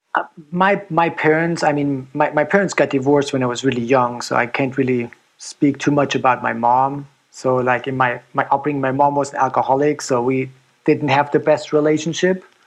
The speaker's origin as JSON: {"language": "English", "country": "Germany", "tie": "born or raised there", "moved": "as an adult", "lives_now": "United States", "said": "growing up in Germany"}